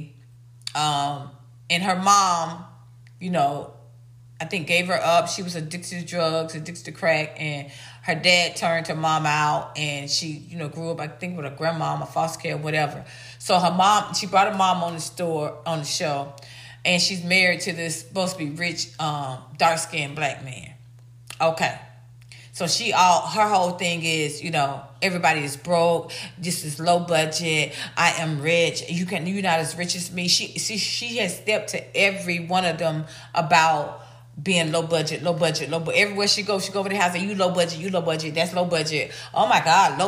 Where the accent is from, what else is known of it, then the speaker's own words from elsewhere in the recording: Atlanta, Georgia, United States; I'm from Atlanta. I'm an ATLian